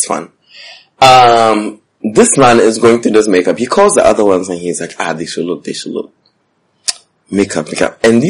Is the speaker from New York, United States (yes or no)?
yes; Bronx, New York, United States; I was like, I'm from the Bronx.